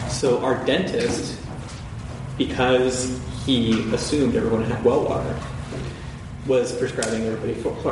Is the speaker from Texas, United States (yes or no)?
no; Massachusetts, United States; when I was growing up, I grew up in Massachusetts